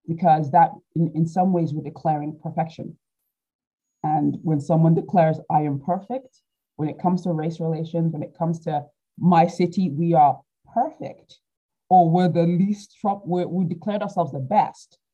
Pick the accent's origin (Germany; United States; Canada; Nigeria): Nigeria; now in United Kingdom; being Nigerian, we have lots of family